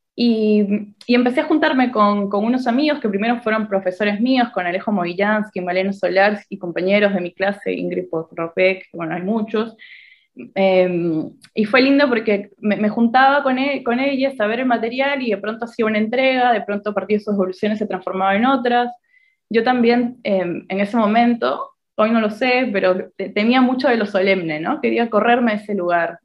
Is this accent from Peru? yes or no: yes; Peru; moved away as an adult; now in Argentina; me siento peruana, digo, crecí, estuve 20 años allá, los primeros 20 años de mi vida